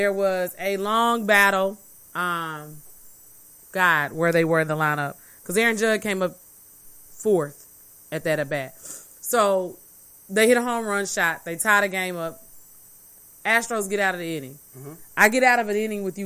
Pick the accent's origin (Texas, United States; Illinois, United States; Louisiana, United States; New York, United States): Texas, United States; Dallas; growing up in Dallas, in Texas with Rangers